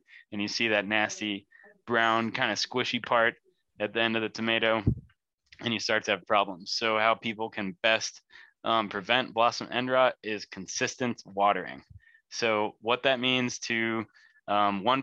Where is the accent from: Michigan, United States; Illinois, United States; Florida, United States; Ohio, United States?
Illinois, United States; Lake County; moved away as an adult; now in central Illinois, United States; I'm from Lake County